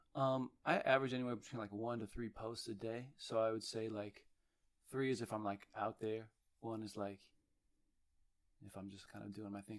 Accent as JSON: {"language": "English", "area": "Bay Area", "region": "California", "country": "United States", "said": "I'm from the Bay Area"}